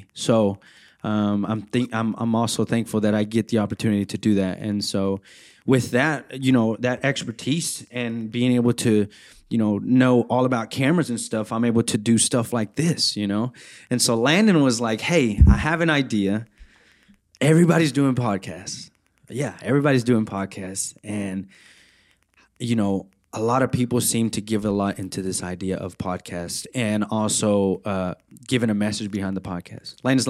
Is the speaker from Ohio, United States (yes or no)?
no; Center, Texas, United States; I am a resident manager. I'm part-time here at ETBU. I'm from Center, Texas, which is only an hour from here.